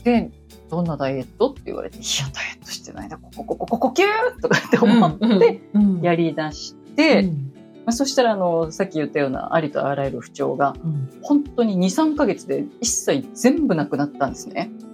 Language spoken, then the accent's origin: Japanese; Tokyo, Japan; 都会で育ってしまったので、東京で育ってしまったので、うん、田舎はないんですよね